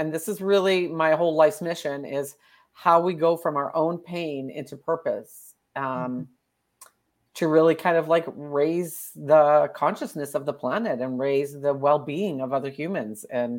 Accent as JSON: {"language": "English", "region": "Alberta", "country": "Canada", "said": "Okay, I am from Canada. Right now I'm in Alberta, Canada. It's the prairies."}